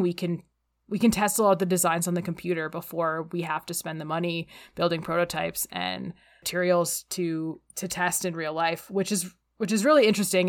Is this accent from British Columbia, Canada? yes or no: no; Calgary, Alberta, Canada; We're both from Calgary, Alberta